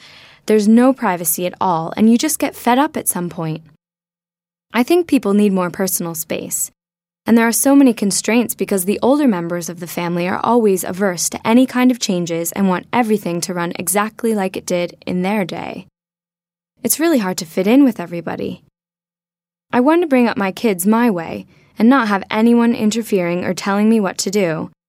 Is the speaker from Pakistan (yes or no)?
yes; Pakistan; now in United States; Although I live in the U.S. now, I was born in Pakistan and grew up in a household where there were three generations living together, including uncles, aunties, and cousins.